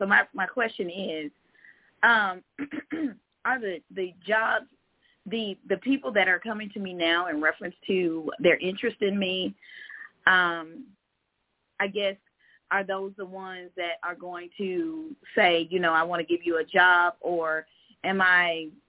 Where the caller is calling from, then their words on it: Georgia, United States; I'm calling from Georgia.